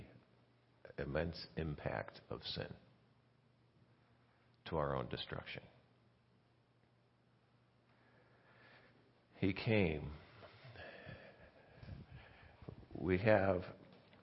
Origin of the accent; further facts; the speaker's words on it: Indiana, United States; I'm from Indiana